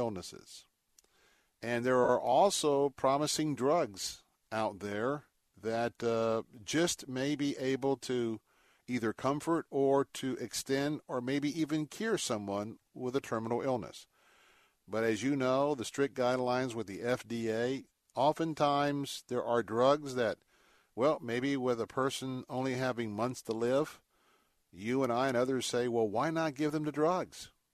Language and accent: English; Tampa, Florida, United States; I grew up in Tampa